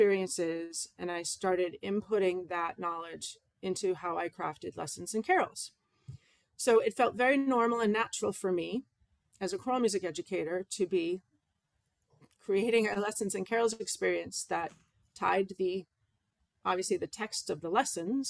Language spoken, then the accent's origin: English; Massachusetts, United States; now in Maine, United States; my hometown church in Massachusetts